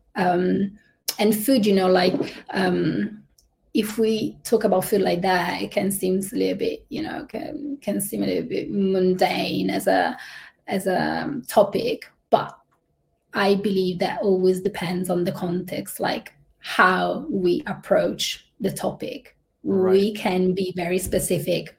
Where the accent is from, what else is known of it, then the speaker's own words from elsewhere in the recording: Italy; moved away as an adult; also born or lived in United Kingdom / Singapore; I'm originally from Italy